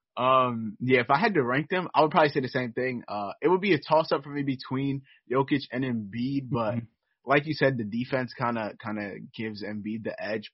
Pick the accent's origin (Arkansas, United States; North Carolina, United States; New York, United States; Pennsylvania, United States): New York, United States; New York City; I've I've lived in New York basically my my entire life